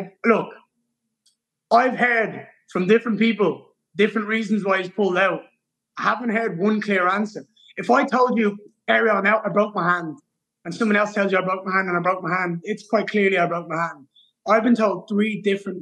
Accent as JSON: {"language": "English", "country": "Ireland", "said": "I'm Irish"}